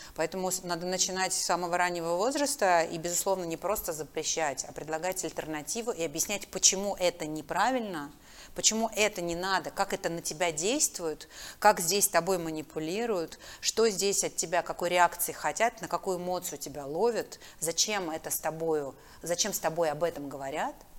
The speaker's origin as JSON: {"language": "Russian", "town": "Makiivka", "region": "Donetsk Oblast", "country": "Ukraine", "tie": "born or raised there", "moved": "yes", "said": "Я же выросла в Макеевке, в Донецке."}